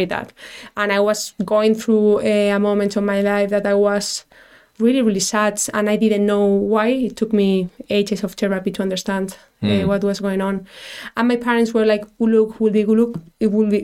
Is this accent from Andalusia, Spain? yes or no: no; Madrid, Community of Madrid, Spain; English is a second language; moved away as an adult; now in Dublin, Ireland; I'm from Madrid, it's really, really traditional